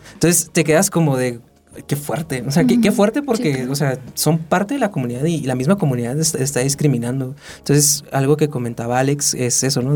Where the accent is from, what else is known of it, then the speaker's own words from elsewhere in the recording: Tijuana, Baja California, Mexico; moved away as an adult; now in Mexico City, Mexico; yo vengo desde de, Tijuana, yo soy de Tijuana